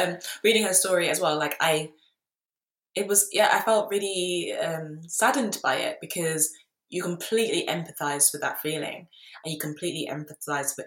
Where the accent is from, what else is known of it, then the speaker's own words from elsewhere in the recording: London, United Kingdom; I grew up in London